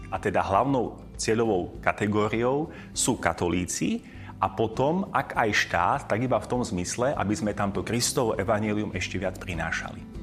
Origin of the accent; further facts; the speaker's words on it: Košice, Košice Region, Slovakia; also born or lived in Angola; ako Košičan